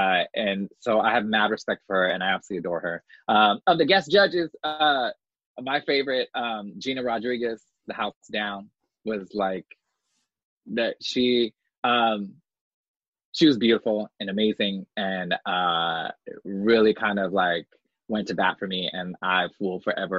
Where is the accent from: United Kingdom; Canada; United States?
United States; New York; As New Yorker, we don't see them.